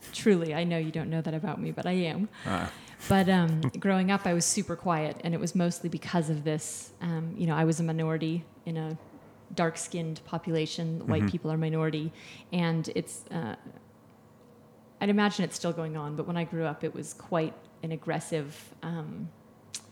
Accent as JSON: {"language": "English", "area": "Maui", "region": "Hawaii", "country": "United States", "tie": "born or raised there", "also_born_or_lived": "Washington State / Los Angeles", "moved": "as an adult", "lives_now": "Bend, United States", "said": "I grew up in Hawaii."}